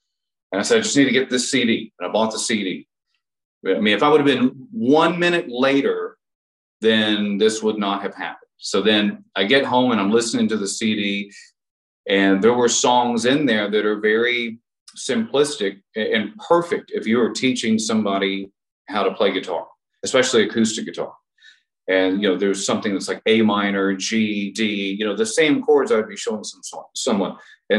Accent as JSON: {"language": "English", "region": "Texas", "country": "United States", "moved": "yes", "lives_now": "Los Angeles, United States", "said": "So I moved to LA from Texas and I got a job working at a music store because I figured I would meet the most musicians that way."}